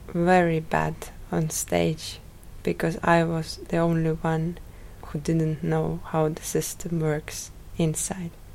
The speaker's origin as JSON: {"language": "English", "town": "Rakvere", "region": "Lääne-Viru County", "country": "Estonia", "tie": "born or raised there", "said": "I was born in Rakvere. Uh, it is a small town"}